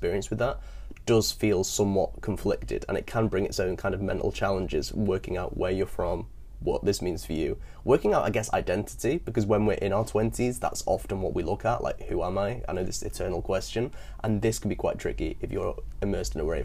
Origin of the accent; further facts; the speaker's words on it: England, United Kingdom; also born or lived in Netherlands; I was born in the Netherlands, right, but moved to England when I was two, so then grew up in England my whole life.